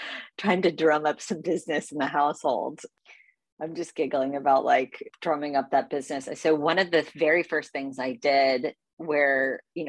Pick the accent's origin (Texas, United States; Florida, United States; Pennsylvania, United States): Texas, United States; Houston; moved away; I'm from Houston, Texas originally